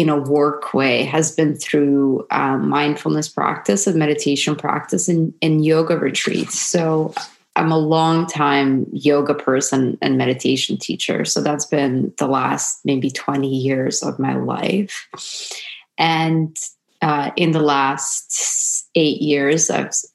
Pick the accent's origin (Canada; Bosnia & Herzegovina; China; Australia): Bosnia & Herzegovina; Sarajevo; moved away; I was born in former Yugoslavia in Sarajevo, and I'm half Serbian, half Croatian. And the sort of life that I had growing up in Europe